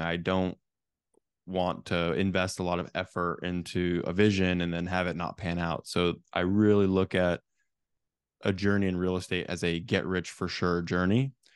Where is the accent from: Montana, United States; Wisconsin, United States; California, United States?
California, United States; Silicon Valley; I actually grew up in a real estate family back in Silicon Valley, California.